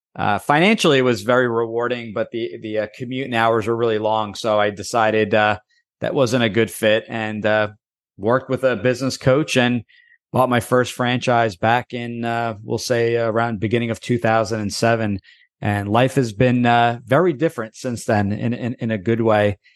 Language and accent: English; New Jersey, United States; born and raised in New Jersey